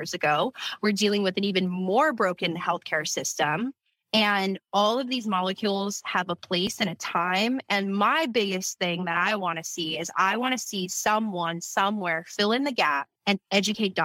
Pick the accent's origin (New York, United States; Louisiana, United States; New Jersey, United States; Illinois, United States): Louisiana, United States; moved away; I'm from Louisiana